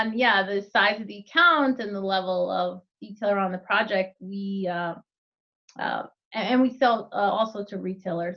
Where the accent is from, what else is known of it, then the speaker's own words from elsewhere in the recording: New Jersey, United States; I grew up in New Jersey